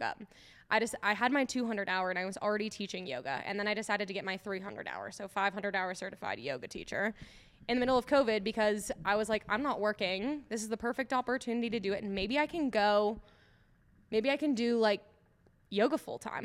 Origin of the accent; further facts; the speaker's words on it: Eagan, Minnesota, United States; moved away as an adult; now in Denver, United States; I grew up in Minneso-, Minnesota